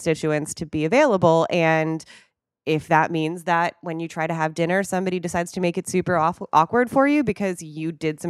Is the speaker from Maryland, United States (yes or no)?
no; Wisconsin, United States; accent: Wisconsin; I think I even turned on my like Wisconsin accent again.